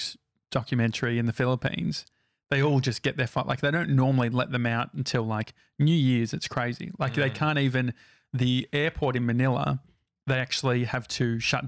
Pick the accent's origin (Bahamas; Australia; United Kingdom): Australia; accent: Australian; I just put on my like Australian accent